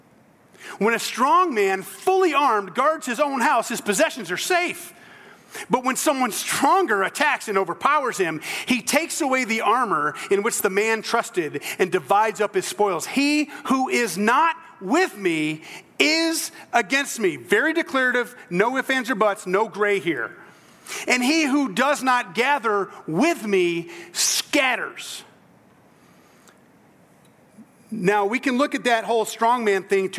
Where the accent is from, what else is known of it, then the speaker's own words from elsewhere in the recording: South Central Georgia, United States; moved away; I'm from South Central Georgia originally, below the gnat line